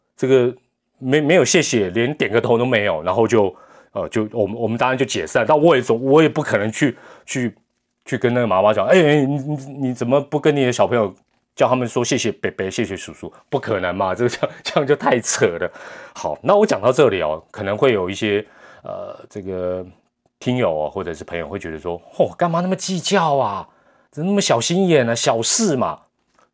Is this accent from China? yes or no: no; Taiwan; 我们台湾人